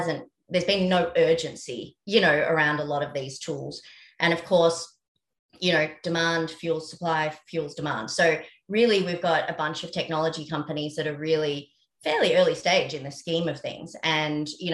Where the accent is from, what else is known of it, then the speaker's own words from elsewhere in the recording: Australia; accent: Australian; now in New York, United States; we started the company 10 years ago in Australia. You can probably tell by my accent.